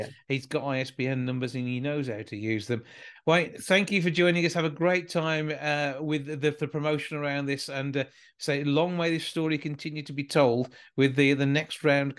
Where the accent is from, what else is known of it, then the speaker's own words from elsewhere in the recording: Short Heath, West Midlands, United Kingdom; I'm from Short Teeth